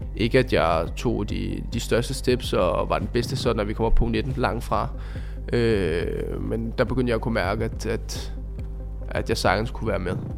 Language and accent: Danish; Copenhagen, Capital Region of Denmark, Denmark; moved away; jeg kommer ud fra Amager og boede derude dengang